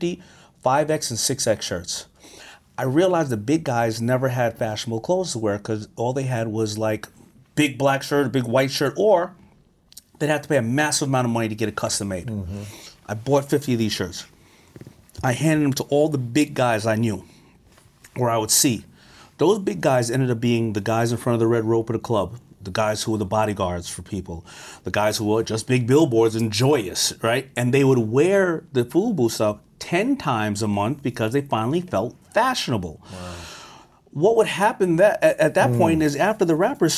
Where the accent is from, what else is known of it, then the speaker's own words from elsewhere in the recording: New York City, New York, United States; I grew up in Hollis, Queens